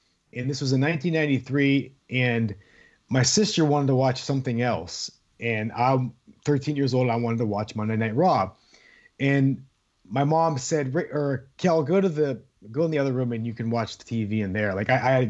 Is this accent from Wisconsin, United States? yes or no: no; Youngstown, Ohio, United States; I'm from Youngstown, Ohio